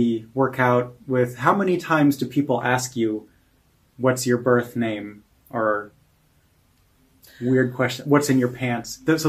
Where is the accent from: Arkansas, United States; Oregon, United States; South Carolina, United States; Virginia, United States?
Oregon, United States; moved away as an adult; also born or lived in California; And so now I'm at Toby's house in Hamburg, Germany, and I'm from Oregon. And in the summer, I lived in California for the last 5 years.